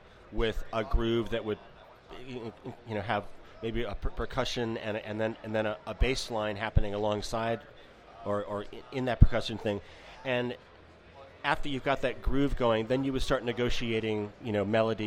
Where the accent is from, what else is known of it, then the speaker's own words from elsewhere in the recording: Armonk, New York, United States; moved away as an adult; also born or lived in San Francisco / Midwest; now in Girvan, United Kingdom; I grew up in New York State, about 35 miles northeast of New York City, a small town called Armonk